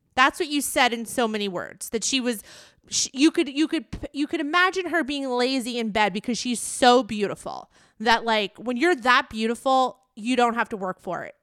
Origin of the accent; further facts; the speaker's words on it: New York, United States; it's my hometown. I live in New York